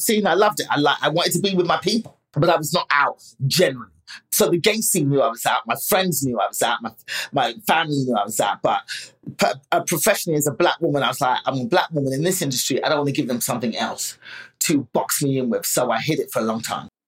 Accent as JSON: {"language": "English", "region": "England", "country": "United Kingdom", "tie": "born or raised there", "said": "my parents met in England, had us"}